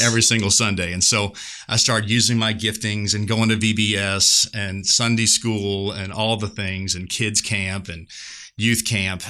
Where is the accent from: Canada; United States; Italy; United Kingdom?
United States; just outside of New Orleans, Louisiana; moved away as an adult; now in Seguin, United States; I'm just outside of New Orleans, and so I am kind of a part of the Caj-, Cajun mafia